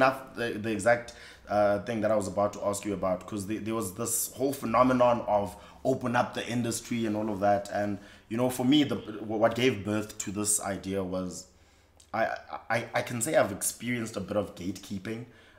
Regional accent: Eastern Cape, South Africa; I'm also from the Eastern Cape

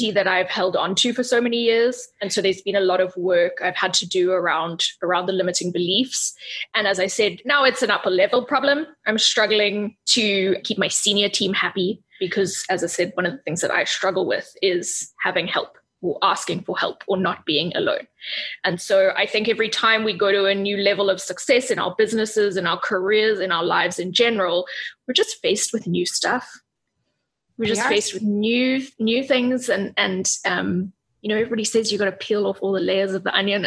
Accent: Cape Town, Western Cape, South Africa; also born or lived in Europe; I'm in Cape Town. I'm in South Africa. I was born in Europe, but I grew up here.

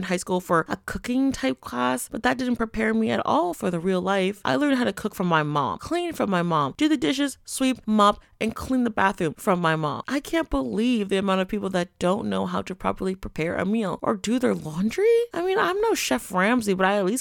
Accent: Canada; me growing up in Canada

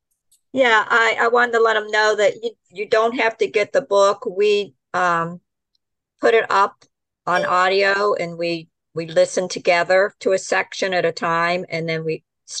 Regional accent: Ashland, Kentucky, United States; now in Florida, United States; I was born in Ashland.

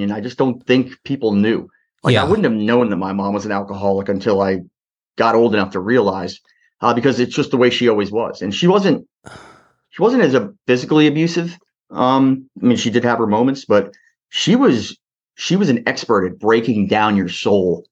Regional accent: New Jersey, United States; I was born in New Jersey

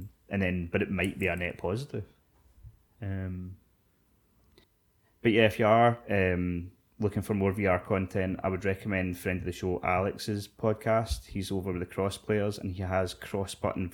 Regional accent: Scotland, United Kingdom; We're Scottish

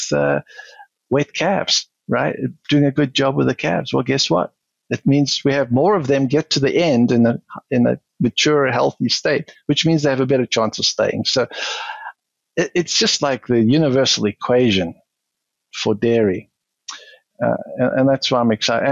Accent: South Africa; moved away as an adult; also born or lived in Wisconsin; now in United States; South African, born and bred, spent the first 40 years there

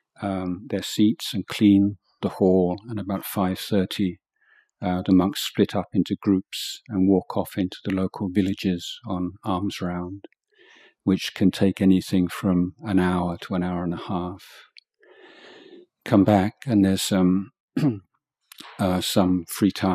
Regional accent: England, United Kingdom; moved away as an adult; now in Thailand; I was brought up in England and in a kind of secular society

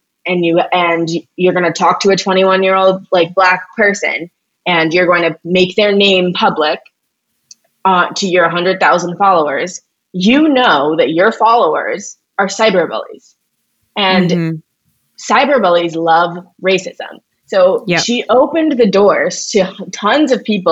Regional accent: St. Louis, Missouri, United States; also born or lived in Evanston, Illinois; I'm not from the Upper East Side, I'm from St. Louis

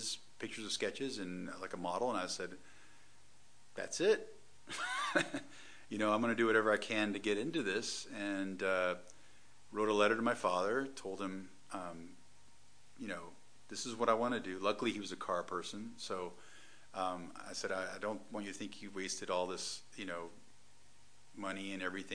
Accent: Atlanta, Georgia, United States; moved away as an adult; also born or lived in Detroit, Michigan / Pasadena, California; I'm from Atlanta, Georgia.

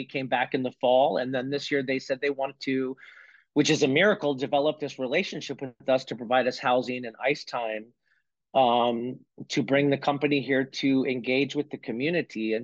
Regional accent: North Conway, New Hampshire, United States; also born or lived in Winthrop, Maine; I grew up in North Conway, New Hampshire

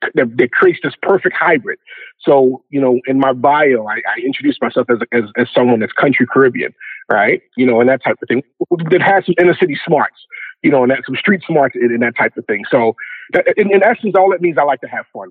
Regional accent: Baltimore, Maryland, United States; I'm originally from Baltimore, Maryland

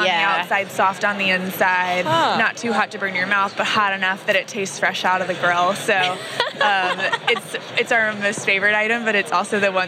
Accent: Atlanta, Georgia, United States; I am from Atlanta, Georgia

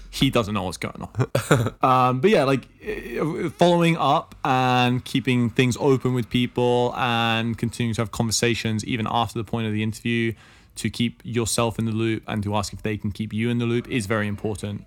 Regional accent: England, United Kingdom; I'm from England

